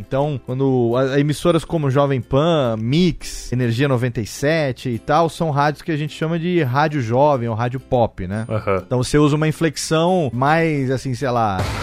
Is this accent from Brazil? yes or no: yes; Serra Negra, São Paulo, Brazil; moved away as an adult; also born or lived in Rio de Janeiro / Japan / Sri Lanka; quando cresci aqui no interior, aqui em Serra Negra